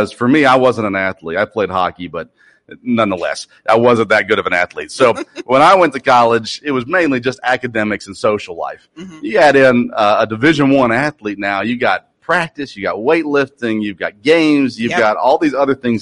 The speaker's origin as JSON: {"language": "English", "town": "Murfreesboro", "region": "Tennessee", "country": "United States", "tie": "born or raised there", "moved": "yes", "said": "I grew up in Murfreesboro"}